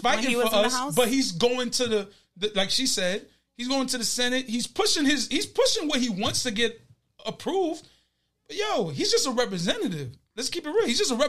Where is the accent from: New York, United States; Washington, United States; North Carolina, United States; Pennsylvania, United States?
North Carolina, United States; Shadyville; You know, I'm from Shadyville, so we voted over at, I did the early vote in Creedmoor, over at Creedmoor.